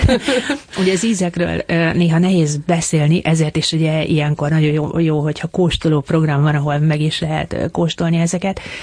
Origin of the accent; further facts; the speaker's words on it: Budapest, Hungary; Én ahol felnőttem, ott, ott kertészetek voltak